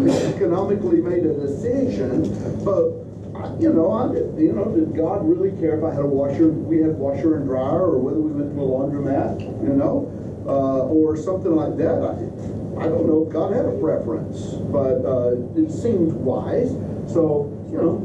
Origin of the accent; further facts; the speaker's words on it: Kentucky, United States; moved away as an adult; now in Tennessee, United States; We moved to Tennessee from Kentucky, which is where I'm from